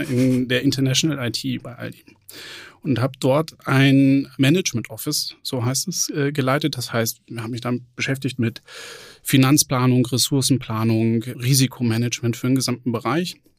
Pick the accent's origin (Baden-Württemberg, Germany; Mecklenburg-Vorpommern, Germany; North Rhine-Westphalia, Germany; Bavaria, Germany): North Rhine-Westphalia, Germany; Lüdenscheid; moved away as an adult; also born or lived in Bochum / Bonn / Kronberg; Ich bin gebürtiger Sauerländer, am Rande des Sauerlands, in Lüdenscheid geboren, bin da zur Schule gegangen